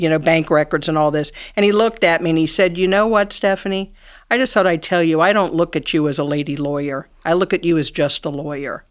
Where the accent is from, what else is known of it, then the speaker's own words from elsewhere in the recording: Cincinnati, Ohio, United States; I, um, grew up here in Cincinnati. I went to Sycamore High School.